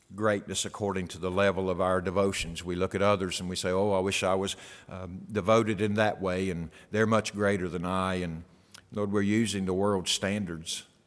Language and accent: English; United States; my rights as an American